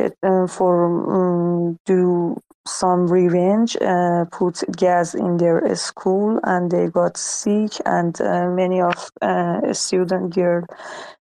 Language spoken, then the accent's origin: English; Iran; English is a second language; I'm from Iran